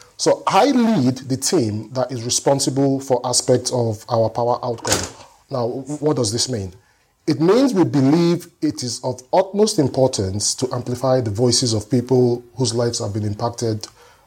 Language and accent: English; Nigeria; moved away as an adult; also born or lived in Kaduna, Nigeria; now in London, United Kingdom; I moved here when I was 28 years old, so my formative years, you know, was in Nigeria.